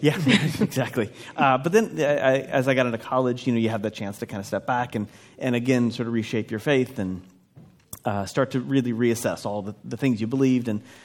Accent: Minnesota, United States; I grew up in in Minnesota in a traditional evangelical environment

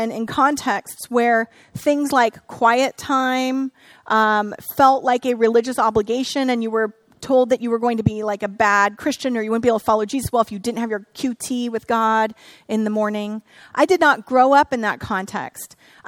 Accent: Northern California, United States; I grew up here in Northern California

